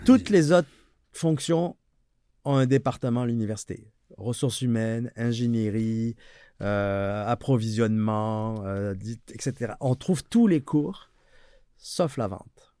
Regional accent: France; moved away as an adult; now in Quebec, Canada; on vient ici en Amérique du Nord par le Québec parce qu'en France, on est pourri en anglais

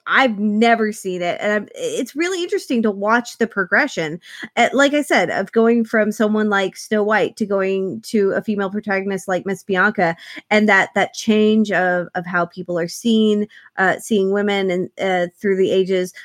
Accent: Ponca City, Oklahoma, United States; I grew up in Ponca City, which is, uh, a city that no one knows of, and it's not a real city, uh, but it's a fairly large community in Oklahoma

